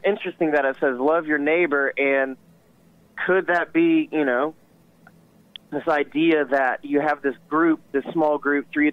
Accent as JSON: {"language": "English", "town": "Columbus", "region": "Georgia", "country": "United States", "tie": "born or raised there", "also_born_or_lived": "California / Tampa, Florida", "said": "I was born in California very briefly. I don't remember anything. And then my parents moved to Tampa because that's where my dad's mom lived for a while. And then we moved up to Columbus because my dad got a job. And here we are. And I've been here ever since"}